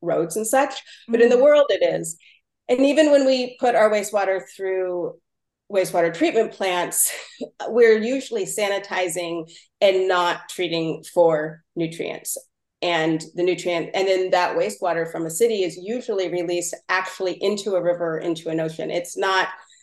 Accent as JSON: {"language": "English", "area": "Mendocino County", "region": "California", "country": "United States", "tie": "born or raised there", "said": "I'm from the coast of Mendocino County, Point Arena and Mendocino and stuff"}